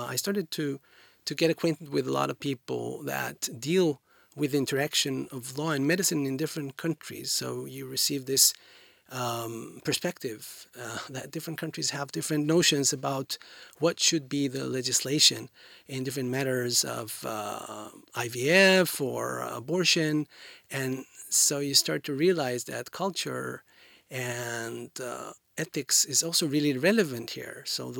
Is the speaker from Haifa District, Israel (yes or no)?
yes; Haifa, Haifa District, Israel; born there; I was born in Haifa, quite a large city, northern than here, than Tel Aviv.